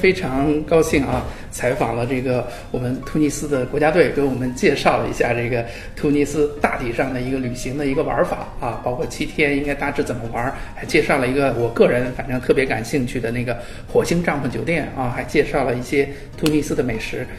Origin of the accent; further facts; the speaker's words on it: China; 那我们呃去往这个地方，就是对我们中国人来讲，肯定第一个事儿就得办签证，是吧？